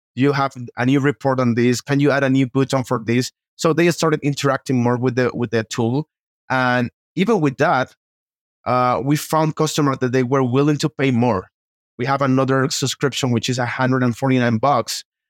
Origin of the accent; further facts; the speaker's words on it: Costa Rica; now in Mexico City, Mexico; I'm from Costa Rica